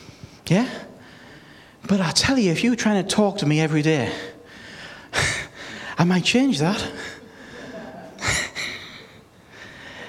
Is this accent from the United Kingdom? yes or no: yes; United Kingdom; I was born in the United Kingdom, but I am now part of the kingdom of God